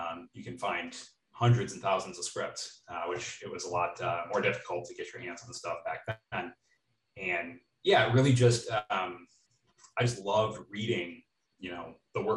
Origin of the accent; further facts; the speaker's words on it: Western Wisconsin, United States; I grew up in Western Wisconsin, kind of in the middle of the country